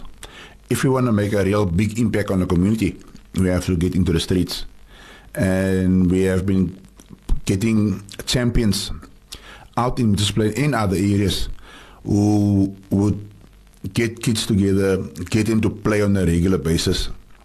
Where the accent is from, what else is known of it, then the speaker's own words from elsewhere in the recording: Cape Town, Western Cape, South Africa; I grew up in Tafelsig, and sport saved my life.